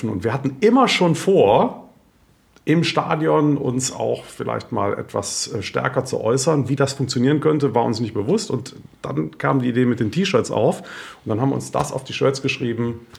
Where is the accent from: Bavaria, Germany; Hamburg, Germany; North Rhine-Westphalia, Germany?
North Rhine-Westphalia, Germany; Cologne; Wie peinlich als Kölner mache ich doch nicht Sandhausen fertig.